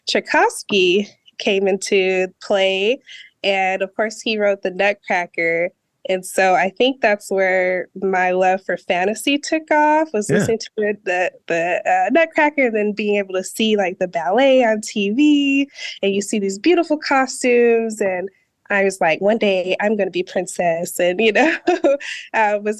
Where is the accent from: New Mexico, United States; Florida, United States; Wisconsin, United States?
New Mexico, United States; also born or lived in Denver, Colorado; I'm originally from New Mexico, but for a brief span of my childhood, I lived in Denver, Colorado.